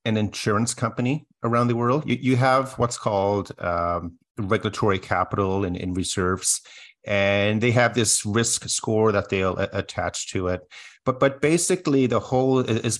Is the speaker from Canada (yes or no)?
yes; Canada